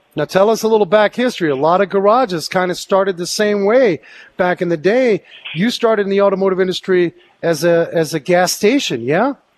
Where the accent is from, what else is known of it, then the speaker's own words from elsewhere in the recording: New York City, New York, United States; I grew up in New York City where we had subways